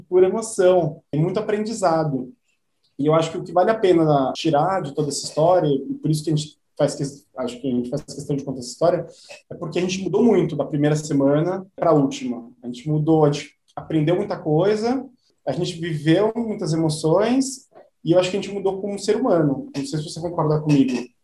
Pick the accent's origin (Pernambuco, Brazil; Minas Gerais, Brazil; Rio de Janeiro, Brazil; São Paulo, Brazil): São Paulo, Brazil; Eu nasci em São Paulo, mas a minha família ela vem de diversos lugares do Brasil.